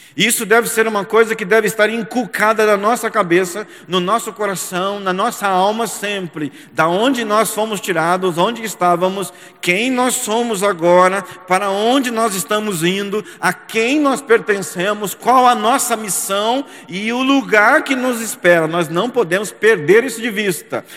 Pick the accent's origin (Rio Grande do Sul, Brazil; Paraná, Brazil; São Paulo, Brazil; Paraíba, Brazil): São Paulo, Brazil; São José dos Campos; São José dos Campos, aonde eu nasci, me criei, estudei, me casei, criei os meus filhos e também pastoreei